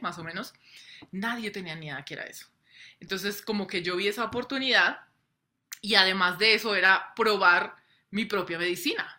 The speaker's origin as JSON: {"language": "Spanish", "country": "Colombia", "tie": "born or raised there", "said": "yo soy nacida, criada en Colombia"}